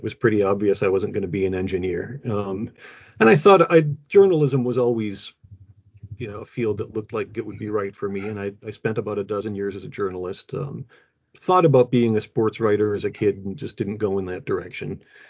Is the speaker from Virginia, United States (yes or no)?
no; Rochester, New York, United States; now in Boston area, United States; because I grew up in Rochester, New York